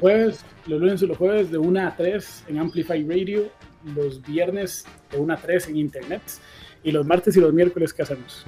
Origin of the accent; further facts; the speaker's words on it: Costa Rica; como un costarricense más